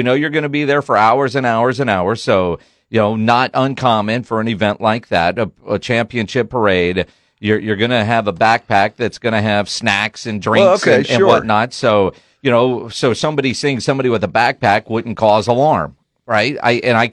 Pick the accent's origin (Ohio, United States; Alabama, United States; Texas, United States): Texas, United States; Copperas Cove; moved away; also born or lived in New York; I grew up in Copper's Cove, right, which is right next to Killeen